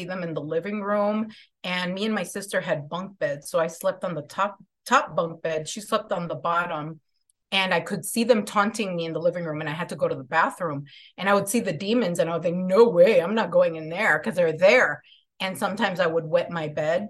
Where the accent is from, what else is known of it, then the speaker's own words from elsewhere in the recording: Chicago, Illinois, United States; So I'm from Chicago. I grew up in, I'm Mexican-American